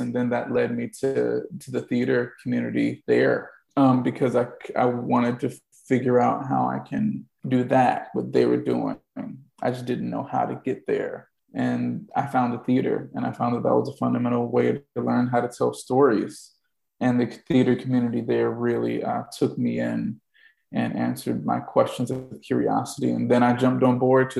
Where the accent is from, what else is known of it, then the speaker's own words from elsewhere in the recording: Clayton, North Carolina, United States; I grew up in Clayton, North Carolina